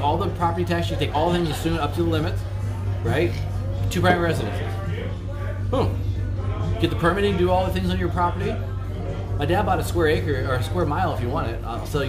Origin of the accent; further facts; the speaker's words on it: California, United States; I'm also from California